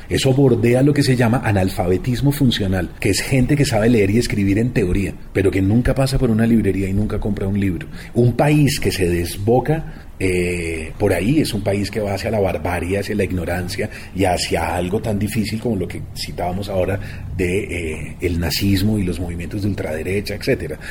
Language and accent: Spanish; Colombia